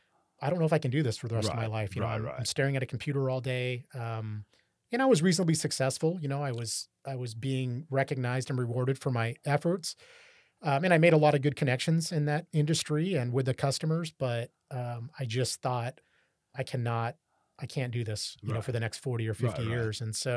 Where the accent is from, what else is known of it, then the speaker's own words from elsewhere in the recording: Orangevale, California, United States; That's where I grew up in Orangevale. So not far from Rancho Cordova.